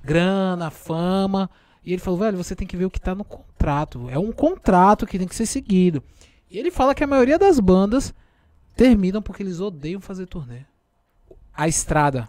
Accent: Feira de Santana, Bahia, Brazil; also born or lived in São Paulo; tão paulista como eu me considero feirense

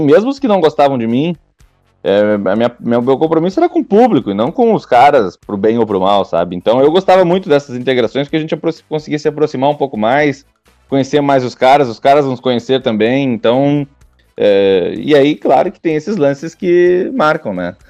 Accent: Rio Grande, Rio Grande do Sul, Brazil; also born or lived in Italy; eu sou de Rio Grande, né? No, do, no sul do estado

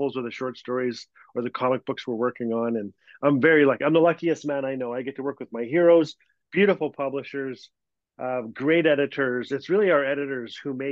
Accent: Fort Smith, Northwest Territories, Canada; Fort Smith, my hometown

